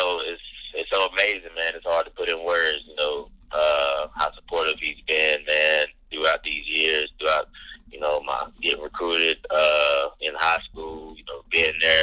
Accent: Gastonia, North Carolina, United States; also born or lived in Charlotte; I was born in Charlotte. You know, I still got family in Charlotte. And like, you know, Gastonia, you know, we moved around in Gastonia over the years, growing up

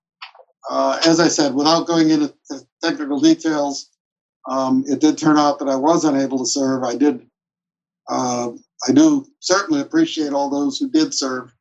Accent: Chicago, Illinois, United States; moved away as an adult; also born or lived in Minnesota / Wisconsin; now in Nevada, United States; I'm originally from Chicago

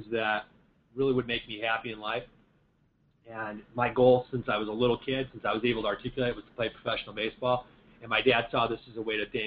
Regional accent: Indiana, United States; we grew up in Indiana

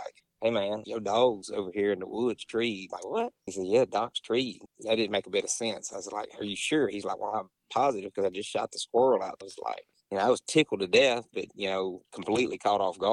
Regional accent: Crystal Springs, Mississippi, United States; I'm from Crystal Springs. It's about probably 30 minutes south of Jackson

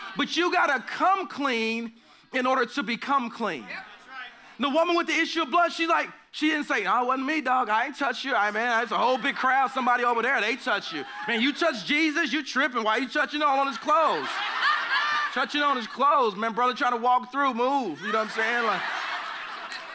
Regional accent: Oklahoma, United States; I'm from the South or the Midwest, whatever you consider Oklahoma

